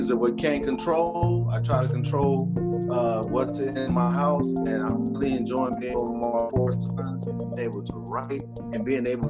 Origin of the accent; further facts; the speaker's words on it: Kansas City, Missouri, United States; now in Charlotte, United States; I am from Kansas City, Missouri, originally, and I live in Charlotte, North Carolina now.